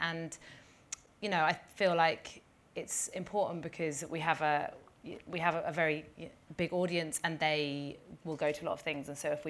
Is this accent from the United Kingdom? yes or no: yes; London, United Kingdom; also born or lived in Leeds; I was like born and bred in London, and then I went to uni in Leeds